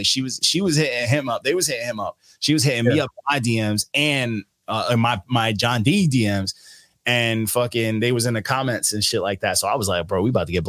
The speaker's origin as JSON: {"language": "English", "town": "Elmont", "region": "New York", "country": "United States", "said": "I'm from in Long Island. I'm from Elmont. Elmont's attached to Queens, but it's not Queens."}